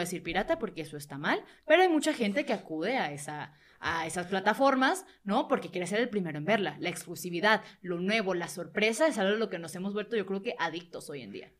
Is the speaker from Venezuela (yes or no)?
yes; Venezuela; now in Mexico; Yo que no soy de México, soy venezolano